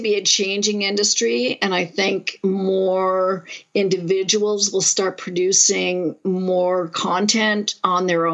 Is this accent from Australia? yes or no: no; Montreal, Quebec, Canada; now in Toronto, Canada; I grew up in Montreal